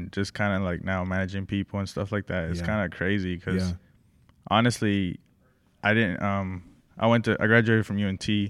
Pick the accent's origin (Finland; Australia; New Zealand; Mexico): Mexico; born there; first language Spanish; English is a second language; Because I was born in Mexico.